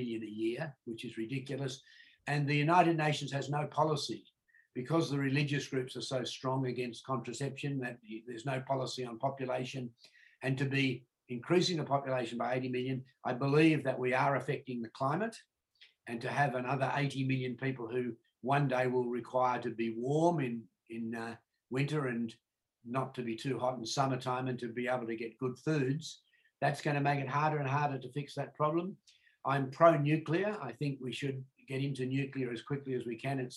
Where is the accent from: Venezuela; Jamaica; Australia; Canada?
Australia; born here in the 1940s